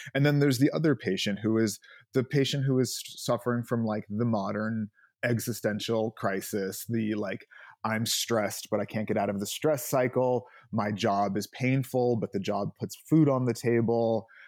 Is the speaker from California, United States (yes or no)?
yes; Los Angeles, California, United States; I, uh, grew up here in L A.